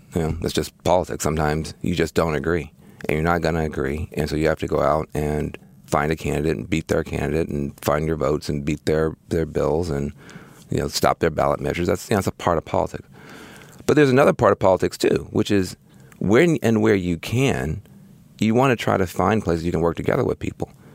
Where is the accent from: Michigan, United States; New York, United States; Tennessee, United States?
Tennessee, United States; Jackson; moved away as an adult; I grew up in Jackson, Tennessee